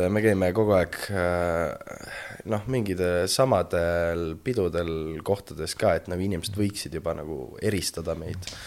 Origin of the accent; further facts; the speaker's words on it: Tartu, Tartu County, Estonia; ja ma olen Tartust, ma olen kakskümmend kuus